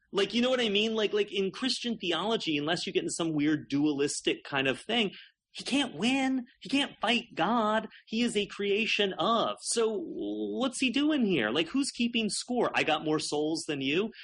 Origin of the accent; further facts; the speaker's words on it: South Carolina, United States; I grew up in South Carolina in a really a really religious home